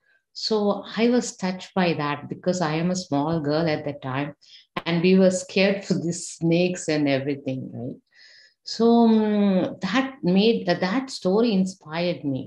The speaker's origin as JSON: {"language": "English", "country": "Sri Lanka", "tie": "born or raised there", "moved": "yes", "said": "we have a government exam in back home in Sri Lanka. I'm from Sri Lanka."}